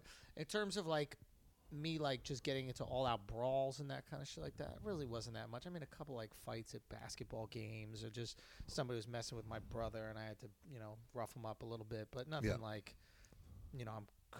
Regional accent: New York City, New York, United States; City, Manhattan.

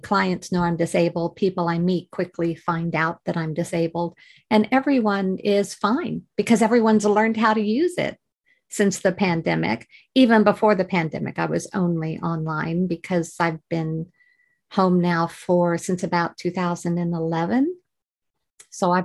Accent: Missouri, United States; moved away as an adult; also born or lived in Georgia, United States; now in United Kingdom; I originate from Missouri

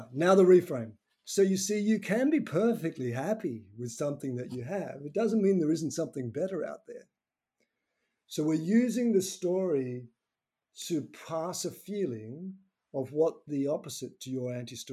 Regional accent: Tasmania, Australia; I'm actually from Tasmania's island to the south of Victoria

